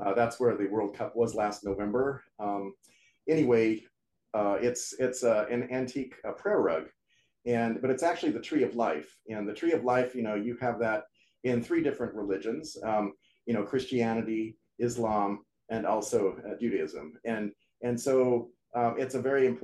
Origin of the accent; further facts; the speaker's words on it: United States; I'm American, I speak English